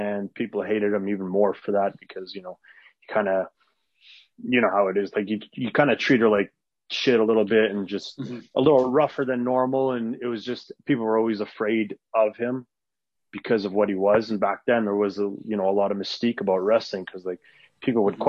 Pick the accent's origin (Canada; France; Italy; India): Canada; first language Arabic; English is a second language; also born or lived in Edmonton; I was born in Canada, but I'm Lebanese, and like my first language is Arabic. I was raised Muslim, and yeah, you know, but like I'm from small towns and grew up in small towns, then I moved